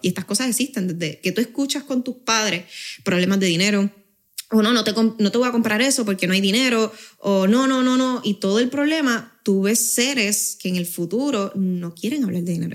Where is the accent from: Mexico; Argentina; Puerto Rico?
Puerto Rico; accent: boricua; also born or lived in Spain / Tenerife / Madrid / Badajoz; el haber tenido cierta parte de mi niñez allá y mi adolescencia en Puerto Rico